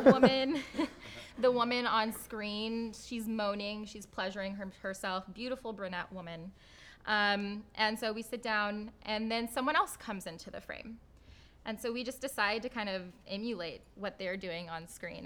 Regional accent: Midwest, United States; growing up in the Midwest, to an immigrant Pakistani father

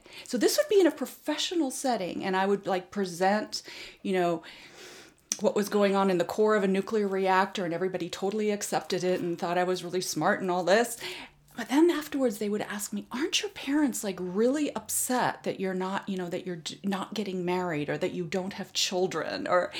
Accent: Japan; Well, my father, being a diplomat, my parents spent over 15 years in Japan. I grew up actually in Japan, so I understand the Japanese culture very well.

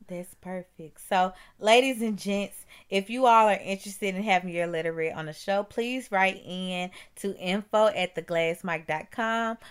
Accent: Mississippi, United States; I'm from Mississippi

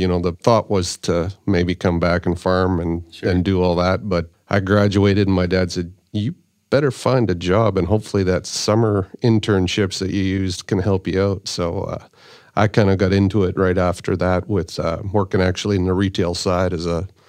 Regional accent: Saskatchewan, Canada; Well, Canada, actually. So right above Montana, Saskatchewan.

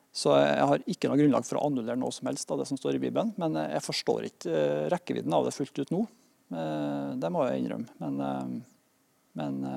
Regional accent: Norway; Vi har det godt her i Norge

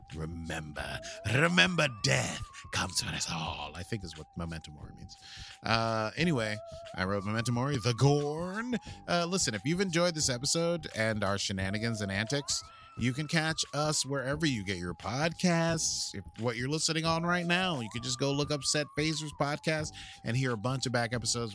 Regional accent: United States; accent: American; My normal American accent

